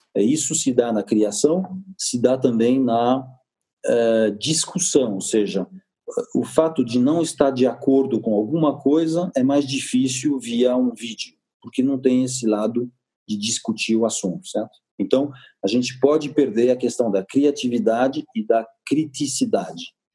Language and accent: Portuguese; France; Portuguese is a second language; now in Brazil; eu sou francês